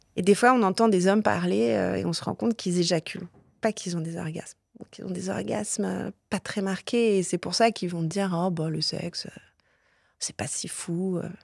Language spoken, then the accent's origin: French; south of France, France; Je viens du sud de la France, j'ai grandi en banlieue.